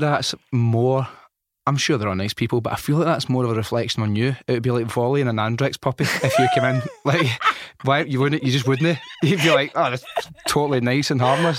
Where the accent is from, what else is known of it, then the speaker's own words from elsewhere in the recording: Glasgow, Scotland, United Kingdom; I come from North Glasgow